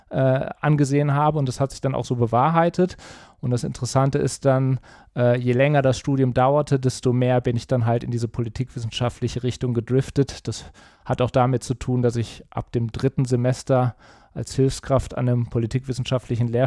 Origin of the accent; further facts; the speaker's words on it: Cologne, North Rhine-Westphalia, Germany; now in Düsseldorf, Germany; weil meine familiären Wurzeln liegen in München-Gladbach. Meine Heimat würde ich mittlerweile als Köln bezeichnen, weil das einfach prägende Jahre waren, bis auf den Fußball. Da bleibe ich Mönchengladbach treu. Und jetzt seit einiger Zeit oder schon seit vielen Jahren arbeite ich ja in Düsseldorf und mittlerweile wohne ich auch hier.